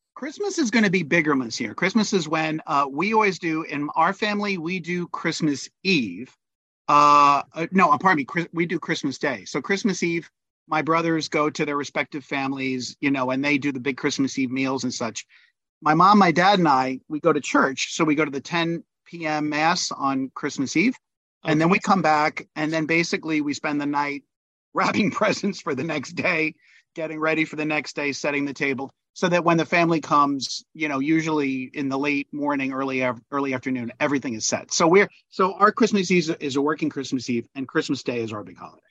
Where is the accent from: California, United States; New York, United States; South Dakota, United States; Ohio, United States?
New York, United States; New York City; I was born in the Bronx